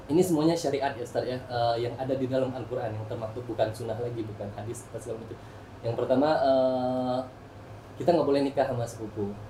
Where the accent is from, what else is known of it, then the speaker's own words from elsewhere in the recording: West Sumatra, Indonesia; saya dari Sumatera Barat, orang Minangkabau